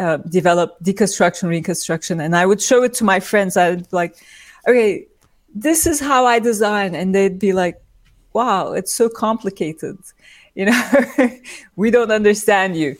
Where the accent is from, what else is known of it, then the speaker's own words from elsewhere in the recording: İzmir, Turkey; now in New York, United States; I was born in Turkey, in İzmir, and I grew up there